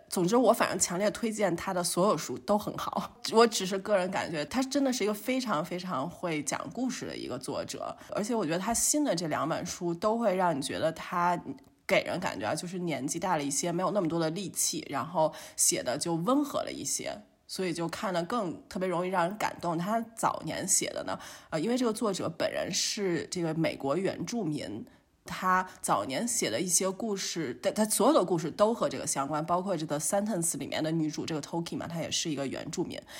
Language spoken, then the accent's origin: Chinese; China; now in Germany; 我们都是生于中国，然后来到了德国